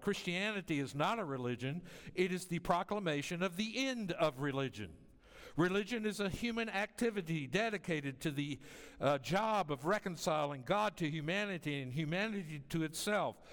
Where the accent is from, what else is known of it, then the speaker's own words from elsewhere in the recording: the South, United States; moved away as an adult; now in Las Vegas, United States; I often go back to my hometown to visit family